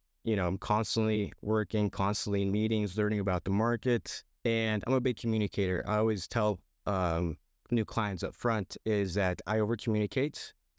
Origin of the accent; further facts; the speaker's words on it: Canby, United States; Currently live in Canby, actually grew up in Canby, looking to move out of the area here.